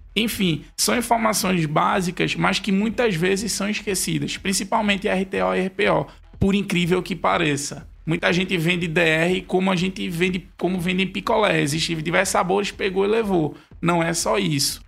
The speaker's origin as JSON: {"language": "Portuguese", "town": "Recife", "region": "Pernambuco", "country": "Brazil", "said": "Porque eu sou daqui de Recife, então o sotaque é bem forte"}